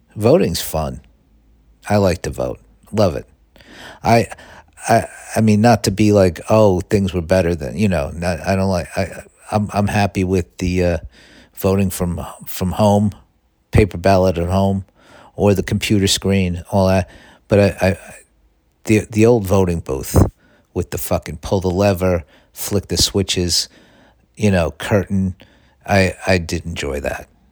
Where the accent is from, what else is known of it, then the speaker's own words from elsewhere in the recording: New York City, New York, United States; growing up in Staten Island